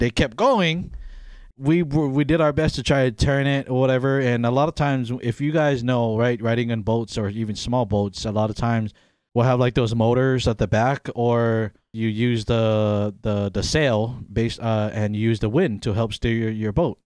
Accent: Hawaii, United States; moved away as an adult; also born or lived in Pennsylvania; I was born and raised in Hawaii

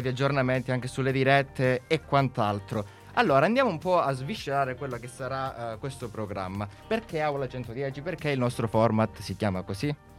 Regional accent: Calabria, Italy; now in Milan, Italy; Sono di una City molto ma molto più a sud. Sono calabrese, quindi io so- mi sono trapiantato qui a Milano

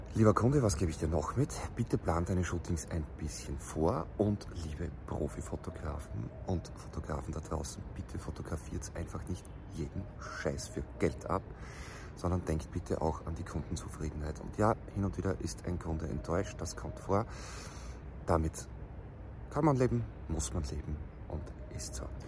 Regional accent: Austria; bei uns in Österreich

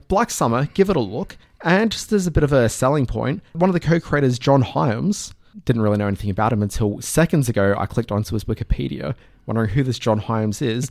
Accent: Adelaide, South Australia, Australia; moved away; also born or lived in Brisbane; kid growing up in Adelaide

